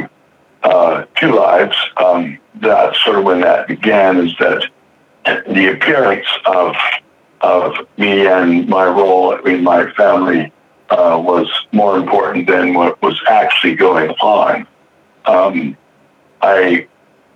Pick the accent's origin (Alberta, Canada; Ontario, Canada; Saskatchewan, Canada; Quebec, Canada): Alberta, Canada; moved away as an adult; now in Vancouver, Canada; I'm originally from Alberta, which is the next province over, but I've been living in Vancouver for a few years now.